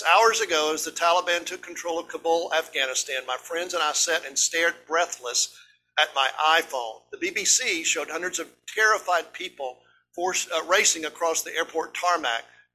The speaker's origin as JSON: {"language": "English", "region": "East Tennessee", "country": "United States", "said": "we're just hillbillies from East Tennessee"}